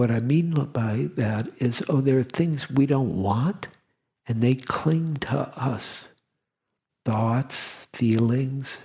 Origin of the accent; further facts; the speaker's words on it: Detroit, Michigan, United States; moved away; I grew up in Detroit